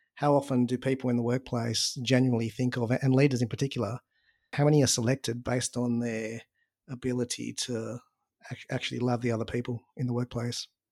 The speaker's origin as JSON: {"language": "English", "country": "Australia", "tie": "born or raised there", "said": "I was born in Australia and, you know, went through school in Australia, grew up in Australia"}